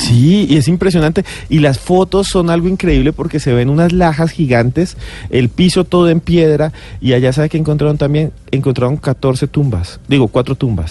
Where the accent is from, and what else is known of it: Colombia